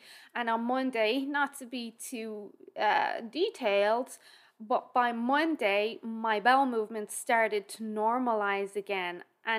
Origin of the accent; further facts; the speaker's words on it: Ireland; Remember, I'm Irish, so how you feel a heat wave is quite different to how I feel a heat wave.